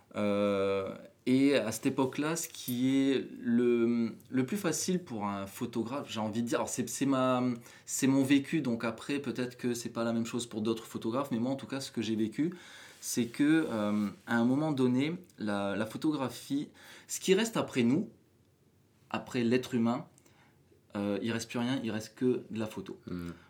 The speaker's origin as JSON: {"language": "French", "country": "New Caledonia", "tie": "born or raised there", "moved": "as an adult", "said": "Donc je suis né en Nouvelle-Calédonie, j'ai grandi en Nouvelle-Calédonie"}